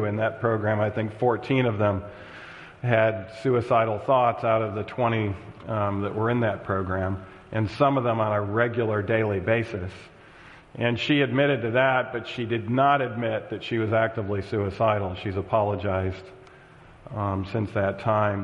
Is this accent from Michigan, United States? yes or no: yes; Michigan, United States; moved away; this is my home state